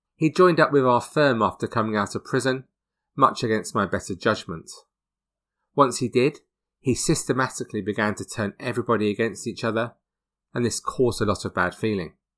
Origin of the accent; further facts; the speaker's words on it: Hertford, East of England, United Kingdom; just a few miles from where I grew up in Hertford